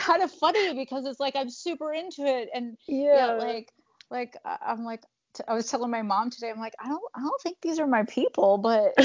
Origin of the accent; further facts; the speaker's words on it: Bay Area, California, United States; I was raised in like this liberal, Bay Area beach town